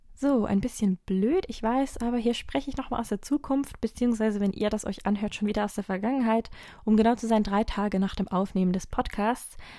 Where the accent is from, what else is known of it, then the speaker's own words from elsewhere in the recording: Switzerland; Bei uns in der Schweiz